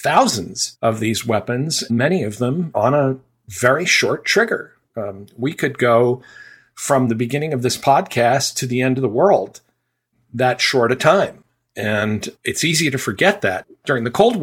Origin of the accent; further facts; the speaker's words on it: Chicopee, Massachusetts, United States; my hometown, Chicopee, Massachusetts